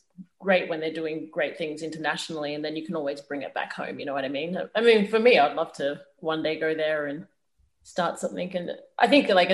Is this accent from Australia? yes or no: yes; Australia; also born or lived in Zimbabwe; my Zimbabwean heritage is so important to me. And I feel like it shapes who I am as an artist and is so important to my acting. But so is the Australianness as well